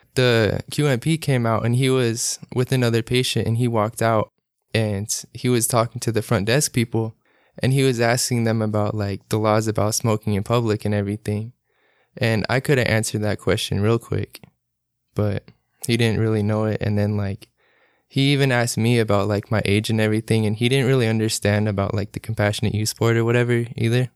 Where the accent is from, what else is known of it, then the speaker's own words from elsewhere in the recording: Salt Lake City, Utah, United States; moved away; also born or lived in California; I'm nineteen, I'm from Salt Lake City